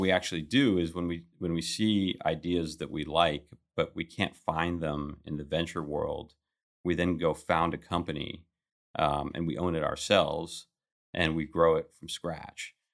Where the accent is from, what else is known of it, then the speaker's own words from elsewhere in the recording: Kuwait; moved away; I was born in Kuwait.